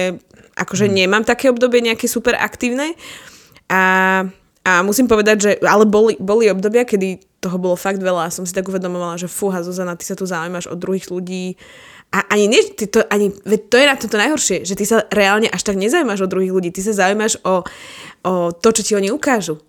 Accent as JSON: {"language": "Slovak", "town": "Bratislava", "region": "Bratislava Region", "country": "Slovakia", "said": "my bývame, my sme z Bratislavy"}